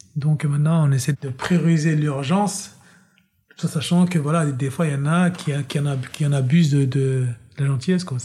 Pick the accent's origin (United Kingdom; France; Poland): France; Pierrefitte-sur-Seine, Île-de-France; also born or lived in Ziguinchor, Senegal / Guinea-Bissau; j'ai grandi en banlieue parisienne, euh, à Pierrefitte exactement, dans 93.